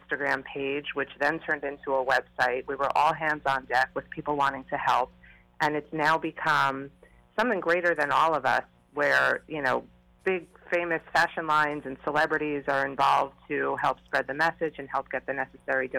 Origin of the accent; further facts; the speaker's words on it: Long Island, New York, United States; moved away as an adult; also born or lived in Rockville Centre, New York; now in Miami, United States; By way of Long Island. I grew up on Long Island.